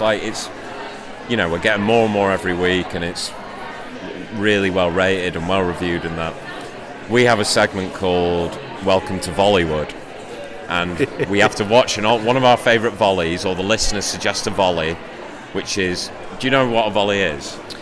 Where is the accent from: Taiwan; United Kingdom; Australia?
United Kingdom; Shrewsbury, West Midlands; now in Manchester, United Kingdom; I'm from Shrewsbury originally